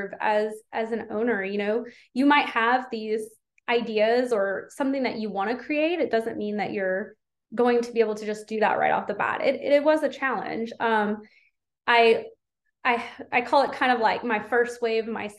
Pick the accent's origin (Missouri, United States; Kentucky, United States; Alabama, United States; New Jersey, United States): Kentucky, United States; Louisville; I'm from Louisville, Kentucky in the US, and I am a salon owner